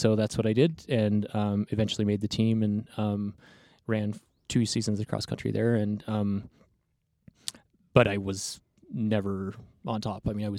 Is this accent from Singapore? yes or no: no; Texas, United States; also born or lived in New Mexico / Oregon; I was born in the Four Corners area and then grew up kind of on the panhandle of Texas in New Mexico, but right on the border. Then my family moved up to Oregon.